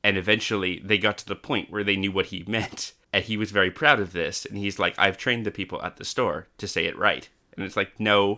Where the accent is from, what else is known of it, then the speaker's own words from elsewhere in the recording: Canada; now in Australia; I grew up in Canada and then came to Australia